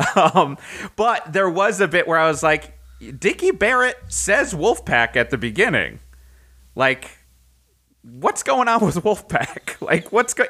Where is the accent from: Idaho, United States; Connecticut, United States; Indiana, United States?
Connecticut, United States; moved away; also born or lived in Boston; growing up in Connecticut